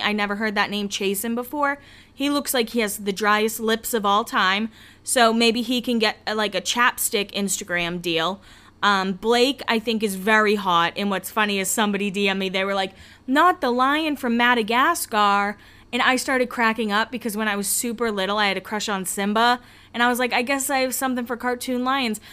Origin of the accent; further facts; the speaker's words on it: Massachusetts, United States; I call it a shopping carriage. That's what we call it in Massachusetts